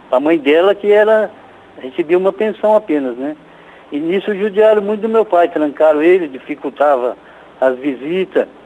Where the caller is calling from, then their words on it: Arapongas, Paraná, Brazil; É de Arapongas, padre.